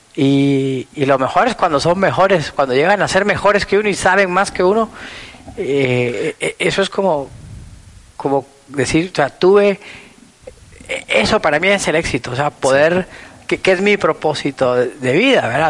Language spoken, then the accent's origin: Spanish; Guatemala; tuve una infancia eh, aquí en Guatemala, yo soy hijo de papá extranjero, mamá guatemalteca